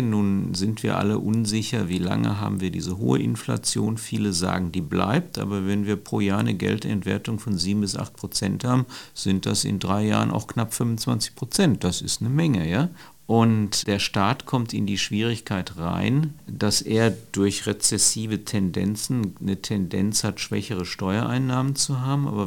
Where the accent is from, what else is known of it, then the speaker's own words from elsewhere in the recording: North Rhine-Westphalia, Germany; aber ich komme ja ursprünglich aus Nordrhein-Westfalen.